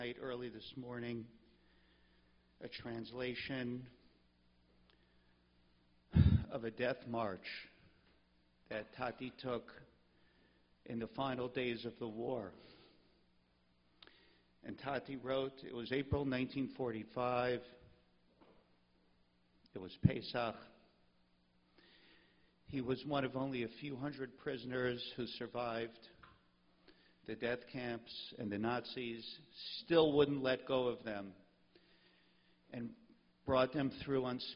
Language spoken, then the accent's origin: English; Pittsburgh, Pennsylvania, United States; when I was just a kid growing up in Pittsburgh